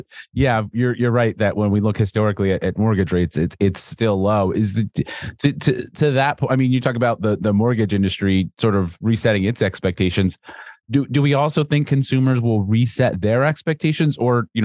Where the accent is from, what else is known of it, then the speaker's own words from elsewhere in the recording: New England, United States; As a young kid growing up in New England